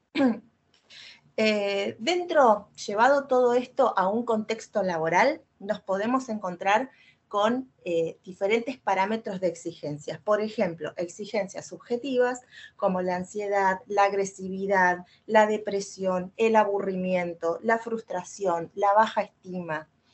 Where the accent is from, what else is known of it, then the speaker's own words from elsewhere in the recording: Argentina; Yo soy de Argentina